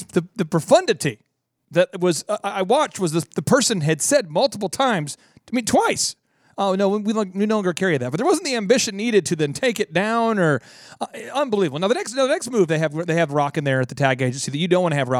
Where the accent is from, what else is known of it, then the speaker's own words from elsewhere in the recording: Cokato, Minnesota, United States; now in Tulsa, United States; I'm from Minnesota